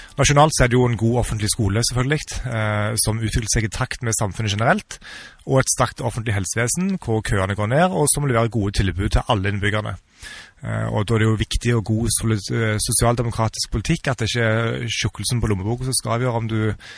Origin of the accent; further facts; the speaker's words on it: Sokn, former Rennesøy municipality, Rogaland, Norway; also born or lived in Ålgård / Bergen / United States / Sandnes; now in Stavanger, Norway; Jeg er født og oppvokst på Sukken i tidligere Rennesøy kommune